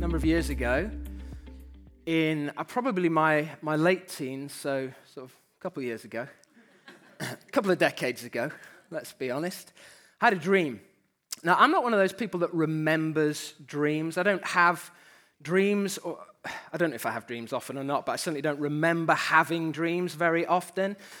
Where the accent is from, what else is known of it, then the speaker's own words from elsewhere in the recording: United Kingdom; We're Brits to start with, so we have that disadvantage. Just from the off, let's name it, we're British